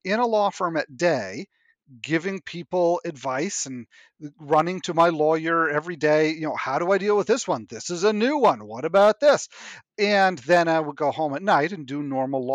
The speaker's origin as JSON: {"language": "English", "region": "New Hampshire", "country": "United States", "tie": "born or raised there", "also_born_or_lived": "Nova Scotia, Canada", "said": "I was born in Nova Scotia and then grew up in New Hampshire"}